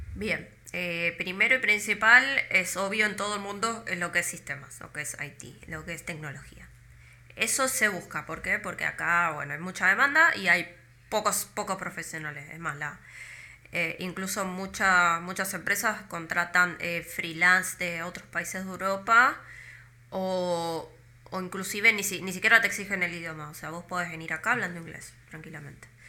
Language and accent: Spanish; Argentina; moved away as an adult; now in Iceland; una persona como yo, normal, de Argentina